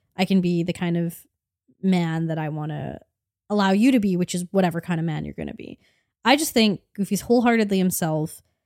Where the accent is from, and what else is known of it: Canada